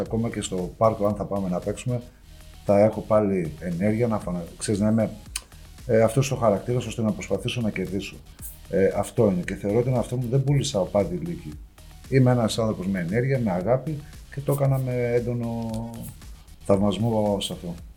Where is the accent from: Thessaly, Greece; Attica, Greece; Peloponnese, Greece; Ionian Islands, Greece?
Thessaly, Greece; Karditsa; moved away